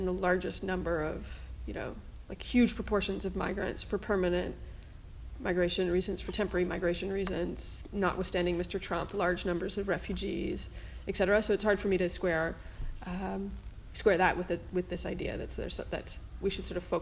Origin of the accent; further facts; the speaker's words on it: Canada; I'm actually Canadian